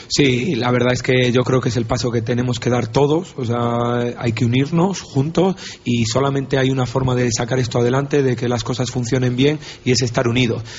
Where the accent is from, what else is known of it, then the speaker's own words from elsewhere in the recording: Valladolid, Castile and León, Spain; yo soy un entrenador de Valladolid, me he criado aquí en Valladolid